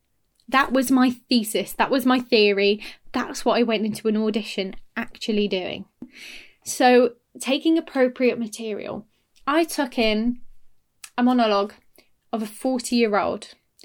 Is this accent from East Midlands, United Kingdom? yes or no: yes; Derby, East Midlands, United Kingdom; accent: Northern British; now in Cambridge, United Kingdom; I delivered it in my Northern British accent, which was a lot more northern at the time. You know, I'd lived in Derby all my life.